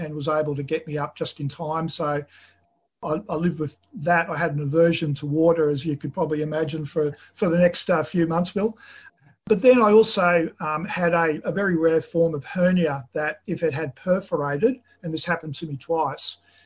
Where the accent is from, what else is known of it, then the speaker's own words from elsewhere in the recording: Australia; I was born in Australia, although my parents came from the former Yugoslavia at the end of the Second World War